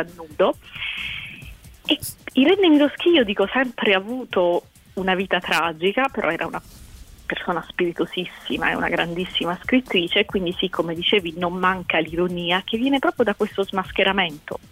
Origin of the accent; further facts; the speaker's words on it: Apulia, Italy; io in quanto pugliese sono anche orgogliosa